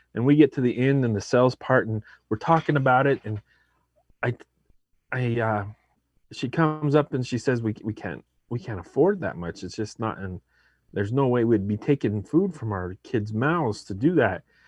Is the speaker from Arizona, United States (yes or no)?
yes; Arizona, United States; also born or lived in Mesa, Arizona; I'm from Arizona, I live there now.